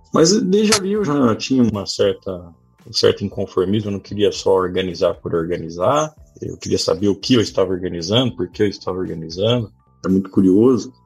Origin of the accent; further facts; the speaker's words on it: Pires do Rio, Goiás, Brazil; also born or lived in Ituverava, São Paulo; Mas logo cedo, com seis anos de idade, meu pai, minha mãe se mudou para Goiás, fui morar em Pires do Rio